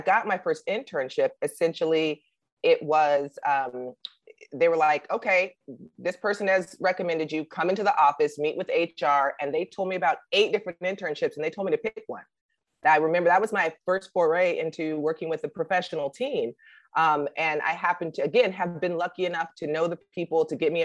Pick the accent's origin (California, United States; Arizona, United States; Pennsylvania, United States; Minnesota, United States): Arizona, United States; Tempe; I'm from Tempe, Arizona. So it's very, very hot